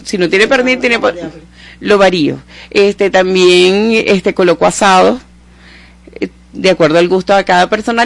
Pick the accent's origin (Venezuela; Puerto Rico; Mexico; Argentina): Venezuela; como buena venezolana, como buenas venezolanas